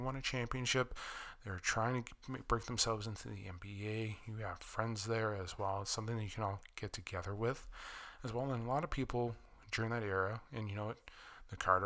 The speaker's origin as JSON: {"language": "English", "region": "Ontario", "country": "Canada", "tie": "born or raised there", "said": "growing up in Ontario"}